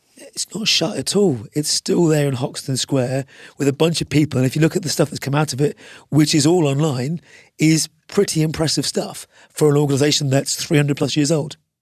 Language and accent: English; Ireland; I'm an Irishman